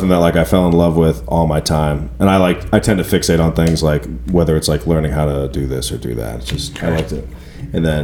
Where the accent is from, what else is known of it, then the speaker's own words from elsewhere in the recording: Sandwich, Massachusetts, United States; moved away as an adult; now in Nashville, United States; Cape Cod, Massachusetts, specifically Sandwich, Massachusetts is the name of my hometown